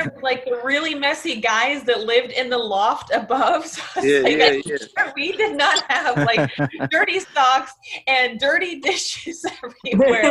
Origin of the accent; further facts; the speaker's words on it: Pacific Northwest, Washington, United States; moved away as an adult; now in Singapore; I'm from Washington. I'm from the right. Pacific Northwest. I grew up on 5 acres